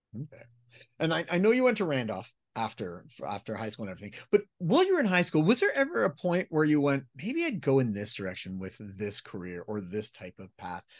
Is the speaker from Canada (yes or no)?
yes; Canada; As a Canadian